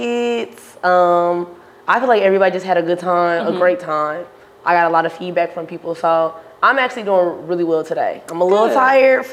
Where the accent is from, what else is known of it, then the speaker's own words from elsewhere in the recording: Milwaukee, Wisconsin, United States; Born and raised in Milwaukee, Wisconsin